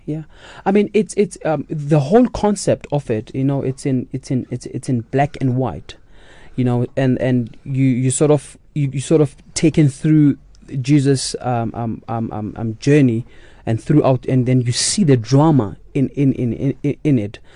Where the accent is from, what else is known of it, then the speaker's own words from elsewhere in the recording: Katlehong, Gauteng, South Africa; moved away as an adult; also born or lived in Soweto; now in Germany; I was born in Soweto, but we moved to Katlehong when I was only one week old.